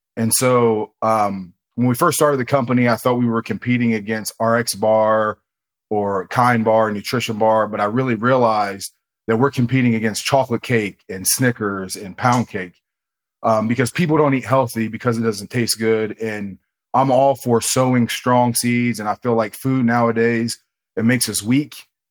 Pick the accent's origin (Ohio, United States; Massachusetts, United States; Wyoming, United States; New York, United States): Ohio, United States; I'm from Ohio. I'm in Columbus, Ohio.